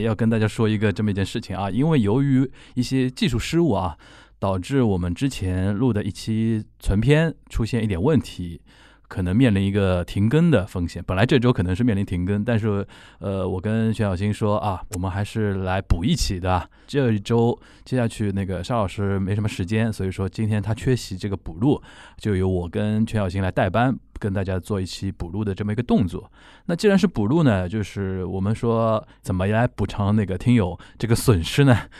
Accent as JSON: {"language": "Chinese", "region": "Shanghai", "country": "China", "said": "我们上海话"}